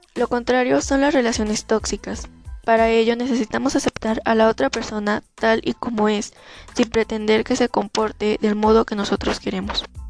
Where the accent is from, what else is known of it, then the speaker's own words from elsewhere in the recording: Sosutla, Yahualtepec, Puebla, Mexico; Soy de San Miguel, Sosutla, Yahualtepec, Puebla